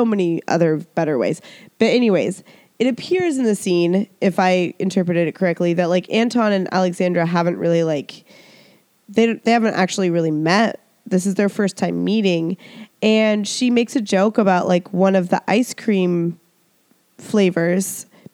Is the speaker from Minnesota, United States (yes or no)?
no; Seattle, Washington, United States; I'm from the Northwest, from Seattle